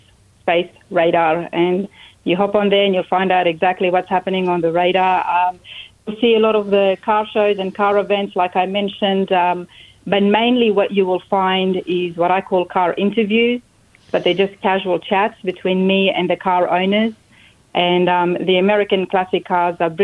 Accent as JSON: {"language": "English", "town": "Sydney", "region": "New South Wales", "country": "Australia", "tie": "born or raised there", "moved": "as an adult", "lives_now": "United States", "said": "Trains and buses everywhere, especially where I grew up in Sydney"}